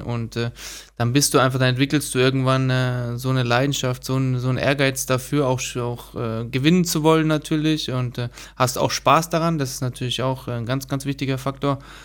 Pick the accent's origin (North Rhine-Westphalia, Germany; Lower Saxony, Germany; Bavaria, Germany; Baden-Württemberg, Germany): Baden-Württemberg, Germany; Stuttgart; Also ich äh, bin auch aufgewachsen in Stuttgart